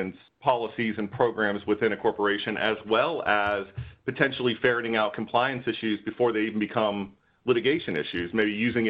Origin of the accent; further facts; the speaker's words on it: Pittsburgh, Pennsylvania, United States; if you can't tell any of my accent hints, that's actually where I hail from.